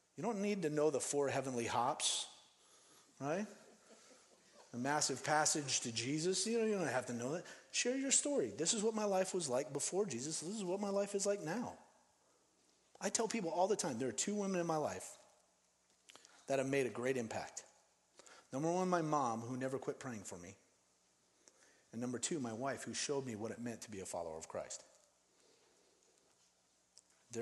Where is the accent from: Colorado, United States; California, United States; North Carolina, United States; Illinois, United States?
Colorado, United States; Denver; also born or lived in Phoenix, Arizona; now in Seattle, United States; I grew up in Denver, and on the 16th Street Mall